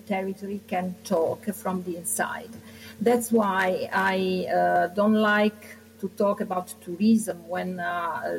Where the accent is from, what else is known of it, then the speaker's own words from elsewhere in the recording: Giovinazzo, Apulia, Italy; now in Rome, Italy; This is the town where I am from, because I live in Rome, but I'm from Puglia